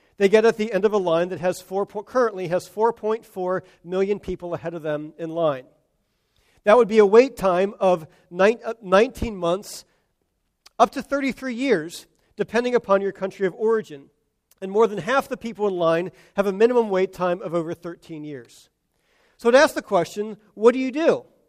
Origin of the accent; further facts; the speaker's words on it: United States; as American Christians